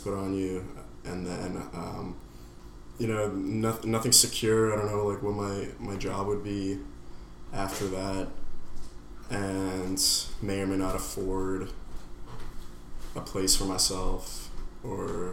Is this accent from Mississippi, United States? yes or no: no; New York City, New York, United States; I'm from New York City. I'm from the deceased Upper East, which is like an awful neighborhood to grow up